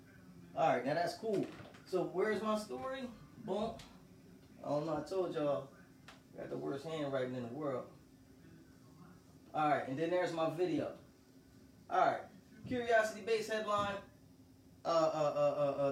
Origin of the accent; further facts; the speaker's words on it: Delaware, United States; I'm from Delaware. I was downtown, city of Wilmington